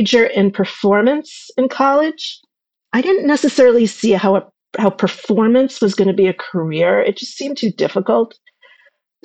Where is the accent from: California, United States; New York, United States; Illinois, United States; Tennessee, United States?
New York, United States; Ossining; I grew up in Ossining, New York, with my parents and my sister.